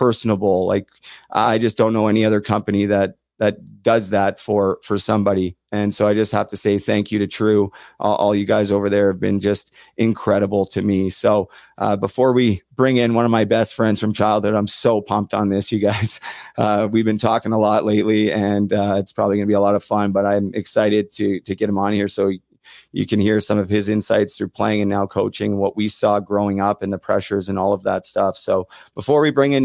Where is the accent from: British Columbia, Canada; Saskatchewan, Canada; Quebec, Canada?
British Columbia, Canada; Port Coquitlam; I didn't really have a ton of people in my hometown, certainly from the age of 5 until 9